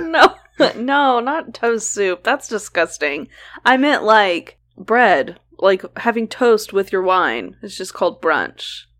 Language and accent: English; Oklahoma, United States; we grew up in Oklahoma